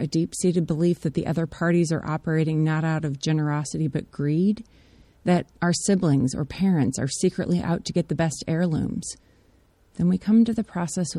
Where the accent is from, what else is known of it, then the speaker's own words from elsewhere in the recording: United States; I'm grateful for the privileges and freedoms I've inherited as an American